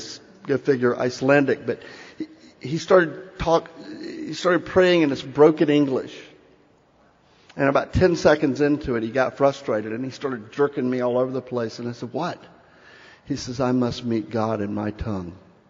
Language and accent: English; Cherokee Nation, United States; I alluded a few minutes ago that I come from the Cherokee Nation, and in that tongue, the word for thank you is wadu.